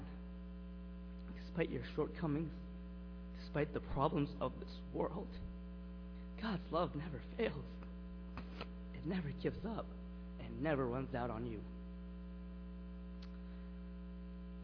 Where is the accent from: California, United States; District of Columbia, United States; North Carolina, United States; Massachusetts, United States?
Massachusetts, United States; Lowell; I'm from Lowell, Massachusetts, and I came with my youth group